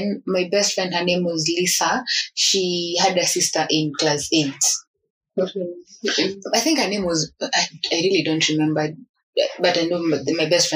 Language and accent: English; Nairobi, Kenya; also born or lived in Nyanza; I'm from Nairobi